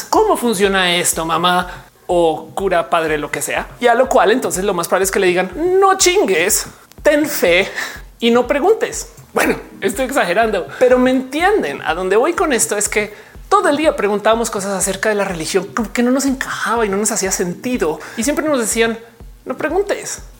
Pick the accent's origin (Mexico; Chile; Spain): Mexico; a mí me costó mucho aceptarme como mexicana.